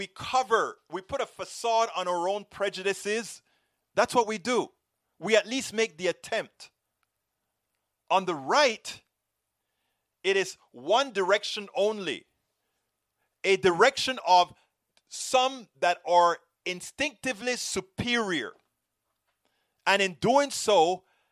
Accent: Panama; now in United States; I'm from Central America, originally. I'm from Panama

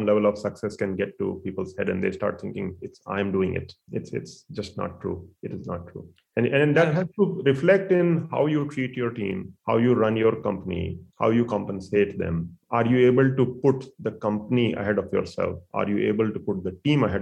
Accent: near Delhi, northern India, India; moved away as an adult; also born or lived in Bangalore, India / Arizona, United States; now in Silicon Valley, United States; I grew up in India. I went to school there. I even worked mostly north part of India, near and about Delhi.

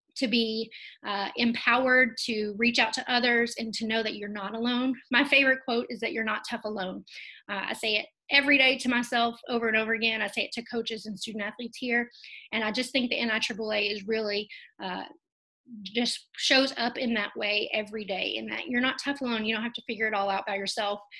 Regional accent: Kentucky, United States; I am born and raised in Kentucky

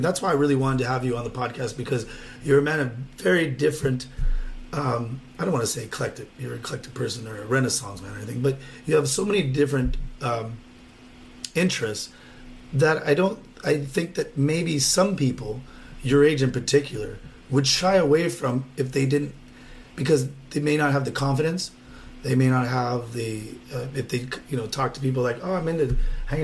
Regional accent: Whittier, California, United States; from where I grew up in Lobby, and Whittier.

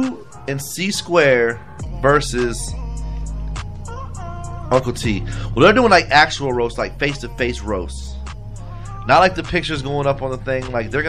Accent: United States; I'm American

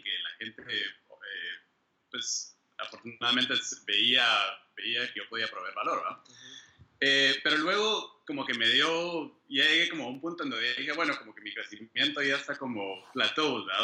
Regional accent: Guatemala; moved away as an adult; also born or lived in Austria; now in United States; soy de Guate, yo eh, pues, ahí, nací, ahí crecí

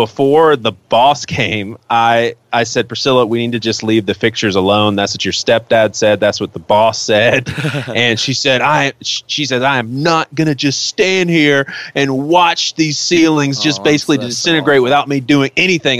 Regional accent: Charleston, South Carolina, United States; growing up in Charleston

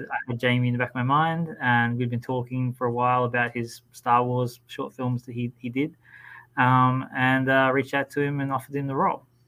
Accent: Australia; in my home country.

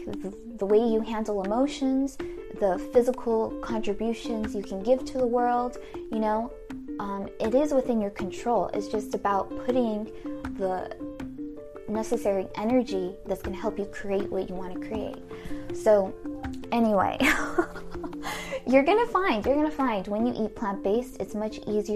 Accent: United States; we, as a American society, modern American society

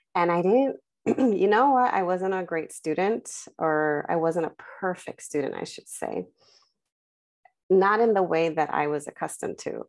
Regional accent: Los Angeles, California, United States; I was, uh, born and raised in Southern California in the San Fernando Valley. in the Selmar, uh, San Fernando Pacoima area

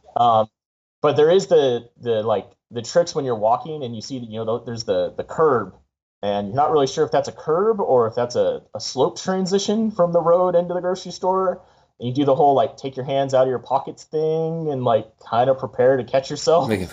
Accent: San Diego, California, United States; I grew up in San Diego, um, so a lot of my friends are still down there in San Diego

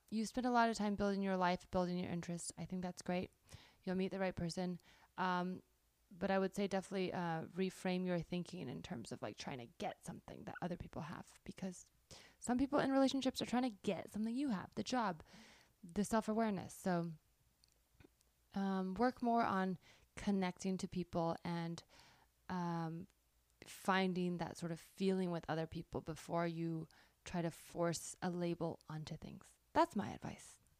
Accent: South Bay, Bay Area, California, United States; moved away as an adult; also born or lived in New York; now in Los Angeles, United States; I grew up in the South Bay

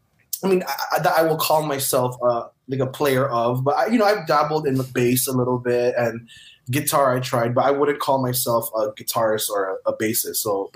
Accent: Honolulu, Hawaii, United States; moved away as an adult; now in Los Angeles, United States; Growing up in Hawaii with Filipino parents was fun.

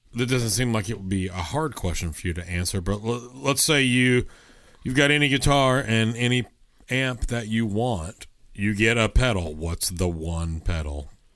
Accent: Texas, United States; I'm from Texas

